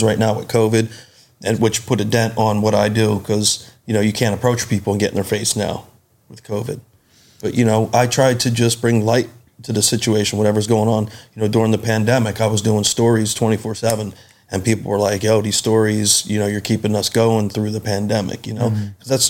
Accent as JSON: {"language": "English", "town": "Bensalem", "region": "Pennsylvania", "country": "United States", "tie": "born or raised there", "also_born_or_lived": "Philadelphia", "said": "I was born in Philly, raised right in the Philly area, always within, like, literally right on the border, a town called Ben Salem, PA"}